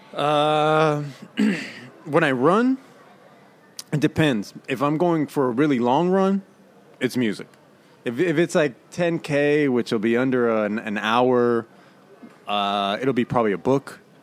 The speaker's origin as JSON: {"language": "English", "town": "Oakland", "region": "California", "country": "United States", "said": "I'm from Oaktown, East Oakland"}